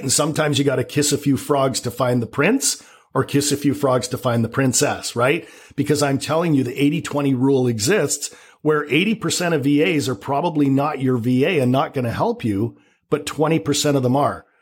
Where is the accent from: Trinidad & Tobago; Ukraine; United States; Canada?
Canada; accent: Canadian; now in Vancouver, Canada; I'm Canadian. You might detect a little bit of a Canadian accent